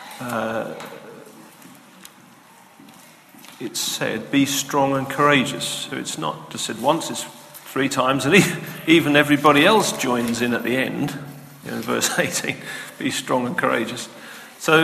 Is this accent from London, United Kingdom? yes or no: no; Lowestoft, East of England, United Kingdom; I'm from Lowestoft.